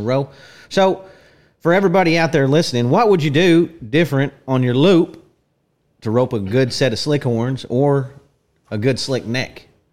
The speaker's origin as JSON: {"language": "English", "town": "Fredonia", "region": "Kansas", "country": "United States", "tie": "born or raised there", "said": "I was born in Fredonia, Kansas."}